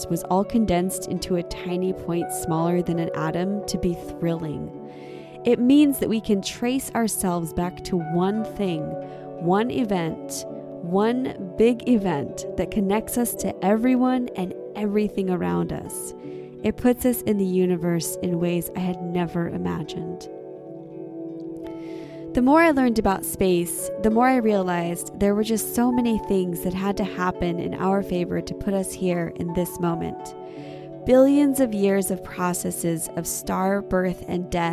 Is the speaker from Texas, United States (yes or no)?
no; Tehachapi Mountains, California, United States; Growing up in the Tehachapi Mountains of California